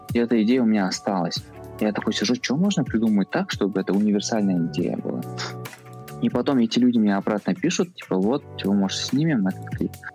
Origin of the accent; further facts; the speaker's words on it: Kazakhstan; у нас, допустим, найманы